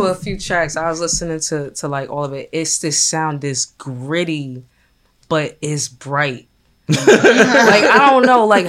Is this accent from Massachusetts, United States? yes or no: yes; Boston, Massachusetts, United States; now in Philadelphia, United States; I'm from Boston originally. So, okay. Like, I came to Philly, like, I think, like, 2013.